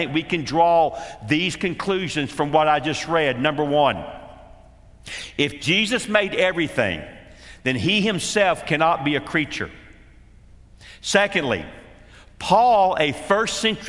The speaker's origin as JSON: {"language": "English", "town": "Atlanta", "region": "Georgia", "country": "United States", "tie": "born or raised there", "said": "as a little boy in a church growing up in Atlanta, Georgia"}